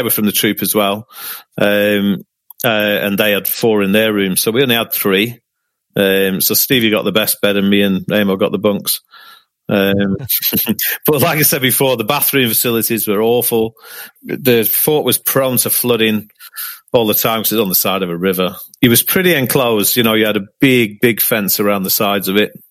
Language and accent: English; Manchester, North West England, United Kingdom; I was brought up in Manchester